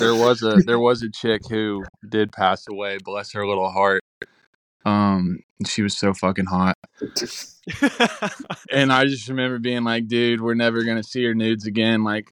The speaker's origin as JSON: {"language": "English", "region": "Oklahoma", "country": "United States", "moved": "yes", "lives_now": "Pennsylvania, United States", "said": "I'm from Oklahoma"}